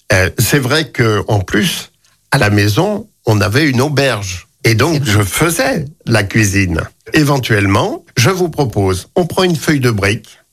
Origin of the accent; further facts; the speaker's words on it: Lyon, Auvergne-Rhône-Alpes, France; also born or lived in Civrieux, Dombes; natif de la Croix-Rousse